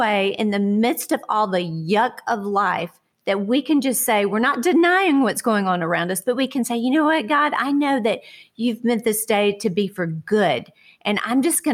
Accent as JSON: {"language": "English", "town": "Houston", "region": "Texas", "country": "United States", "tie": "born or raised there", "said": "I grew up in Houston, Texas with my family there"}